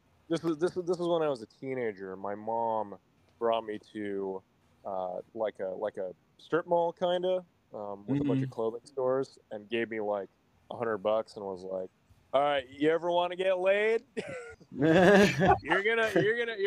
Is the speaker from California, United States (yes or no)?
yes; Redondo Beach, California, United States; I'm from Redondo Beach, California. It's like not like a small town, but it's basically like a suburb of Los Angeles in the South Bay.